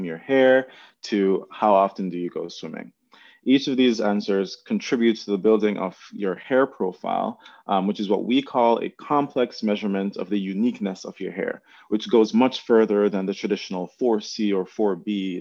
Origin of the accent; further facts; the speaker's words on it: Jamaica; now in United States; before I came to the United States, I'm originally from Jamaica